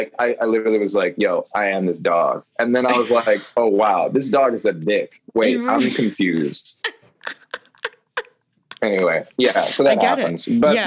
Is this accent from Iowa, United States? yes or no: yes; Iowa, United States; moved away; also born or lived in New York City; in the basement of my hometown home in Iowa as a child